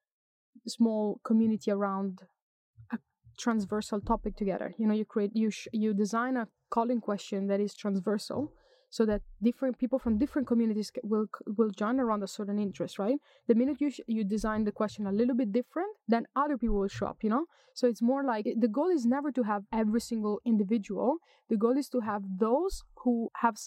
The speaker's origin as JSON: {"language": "English", "country": "Italy", "also_born_or_lived": "Germany", "moved": "as an adult", "lives_now": "Sweden", "said": "I'm from Italy. I've lived in Sweden for 10 years"}